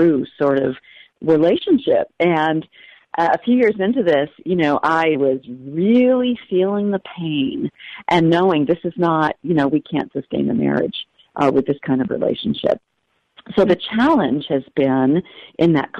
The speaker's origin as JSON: {"language": "English", "region": "New Hampshire", "country": "United States", "tie": "born or raised there", "also_born_or_lived": "Ohio", "moved": "as an adult", "lives_now": "Alaska, United States", "said": "I grew up in New Hampshire"}